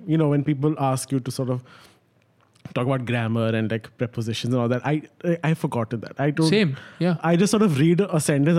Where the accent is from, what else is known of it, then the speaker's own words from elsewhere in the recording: Pakistan; now in Dubai, United Arab Emirates; I live in Dubai, but I'm Pakistani, but I'm not from... I don't have a Dubai citizenship